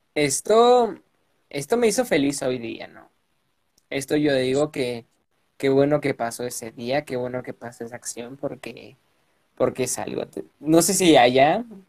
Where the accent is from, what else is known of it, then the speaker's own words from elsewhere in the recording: Puebla, Mexico; Yo nací y resido en Puebla de Zaragoza, a dos horas de la capital, acá en, la bella Puebla